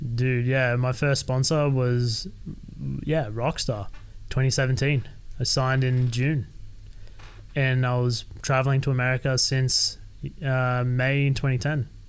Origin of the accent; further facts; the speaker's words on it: Sydney, New South Wales, Australia; I was born and raised in Sydney